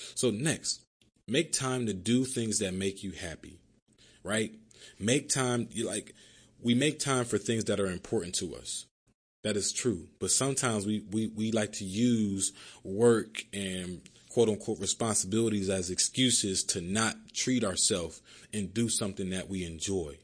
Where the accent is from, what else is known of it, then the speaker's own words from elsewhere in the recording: Philadelphia, Pennsylvania, United States; moved away as an adult; now in Miami, United States; growing up in Philly